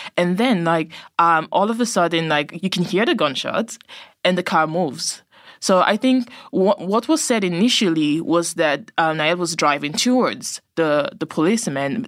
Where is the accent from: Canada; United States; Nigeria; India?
Nigeria; I'm Nigerian, so I would know a whole lot of other Nigerian families there